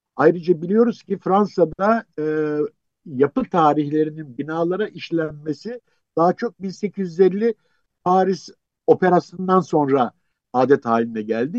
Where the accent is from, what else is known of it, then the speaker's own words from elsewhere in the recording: Istanbul, Turkey; ben doğma büyüme e, şeyden yani Beyoğlu e, Taksim'de bütün çocukluğum gençliğim geçti.